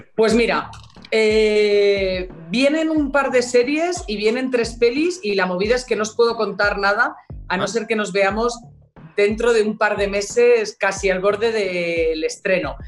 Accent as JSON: {"language": "Spanish", "town": "Alicante", "region": "Valencian Community", "country": "Spain", "said": "yo soy de Alicante"}